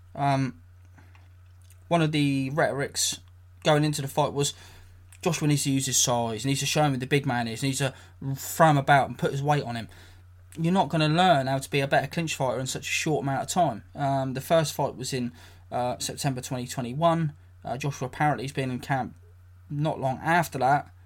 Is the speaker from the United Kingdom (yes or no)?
yes; England, United Kingdom; I'm an English guy, I'm a British guy.